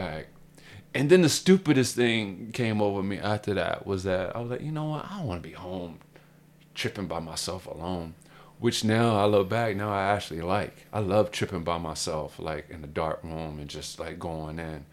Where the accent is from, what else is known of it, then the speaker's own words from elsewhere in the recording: Baltimore, Maryland, United States; I'm a homeboy from Baltimore